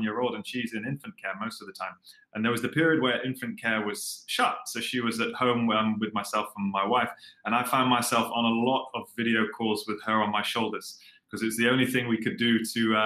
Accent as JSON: {"language": "English", "region": "London", "country": "United Kingdom", "moved": "as an adult", "lives_now": "Singapore", "said": "So I'm originally from London, so I'm British"}